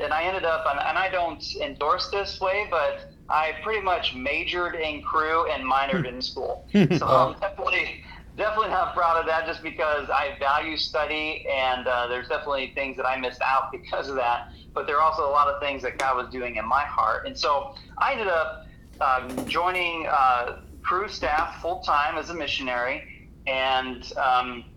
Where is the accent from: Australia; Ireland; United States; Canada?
United States; Hinckley, Ohio; I grew up in Hinkley, Ohio